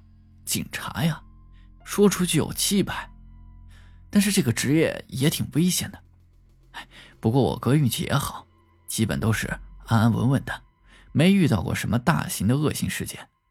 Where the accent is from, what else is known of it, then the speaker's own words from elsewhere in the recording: Chongqing, China; 大家都知道，我是重庆人。重庆这个地方，说实话，那是真邪性。